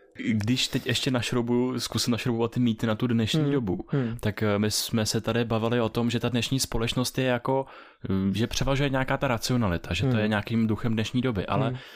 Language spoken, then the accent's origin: Czech; Czechia; jako Češi